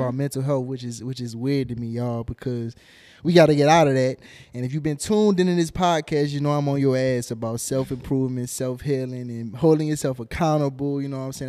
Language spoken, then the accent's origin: English; New Orleans, Louisiana, United States; now in Houston, United States; I'm from New Orleans and I'm locked in with Houston now